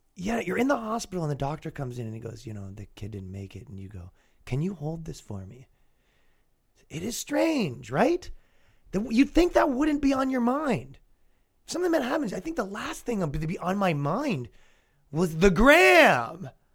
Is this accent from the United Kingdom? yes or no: no; Canada; accent: Canadian; now in United States; I am mocked as a Canadian, constantly mocked for my accent.